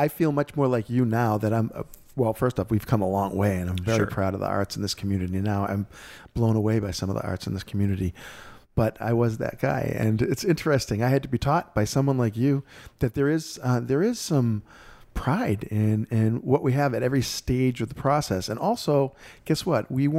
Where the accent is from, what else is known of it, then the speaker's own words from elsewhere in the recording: Boston, Massachusetts, United States; now in Orlando, United States; I came from Boston area, right?